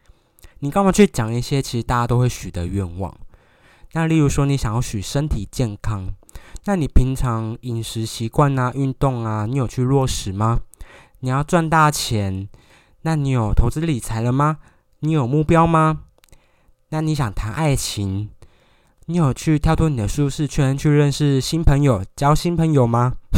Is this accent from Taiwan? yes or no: yes; Taiwan; 我们台湾人的电影特色在哪里